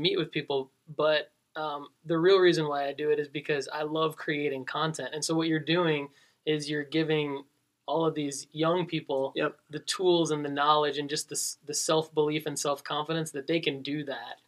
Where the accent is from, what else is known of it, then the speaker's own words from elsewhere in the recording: Detroit, Michigan, United States; moved away as an adult; now in Tennessee, United States; I'm from Detroit